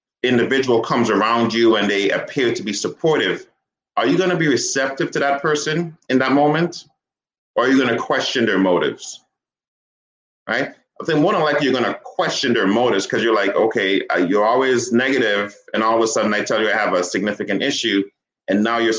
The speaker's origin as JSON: {"language": "English", "region": "St. Croix", "country": "U.S. Virgin Islands", "tie": "born or raised there", "said": "I grew up on the Virgin Islands in St. Croix."}